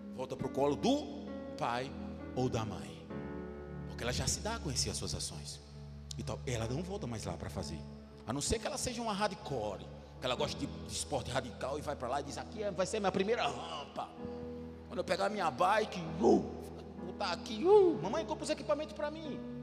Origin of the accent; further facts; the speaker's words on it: Brazil; Eu fazia umas viagens lá em Neópolis, no meu bairro